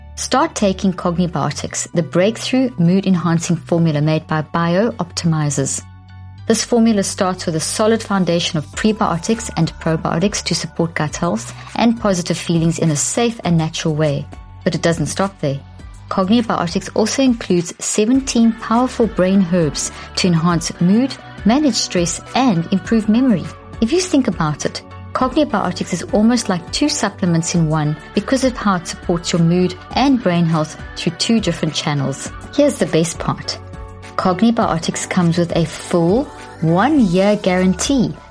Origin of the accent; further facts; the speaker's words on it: South Africa; also born or lived in Zimbabwe / America; now in United States; I'm Irish Italian background, born in Zimbabwe, grew up in South Africa